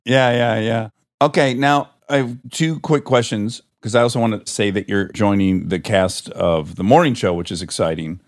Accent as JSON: {"language": "English", "region": "Michigan", "country": "United States", "said": "we're both from Michigan"}